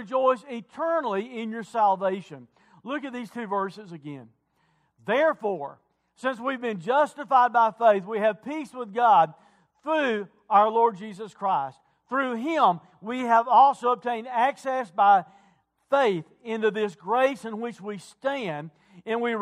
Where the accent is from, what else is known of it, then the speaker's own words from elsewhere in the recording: United States; I'm also an American